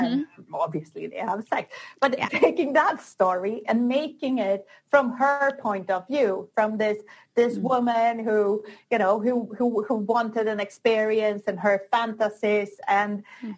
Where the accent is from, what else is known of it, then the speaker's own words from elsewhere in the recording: Sweden; moved away as an adult; now in Barcelona, Spain; I was born in Sweden, but I moved down to Barcelona in Spain.